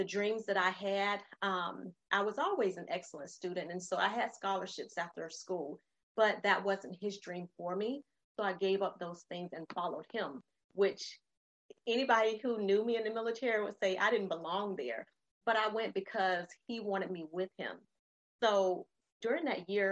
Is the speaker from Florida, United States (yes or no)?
yes; Florida, United States; moved away as an adult; also born or lived in North Carolina; I grew up in Florida, but we went to North Carolina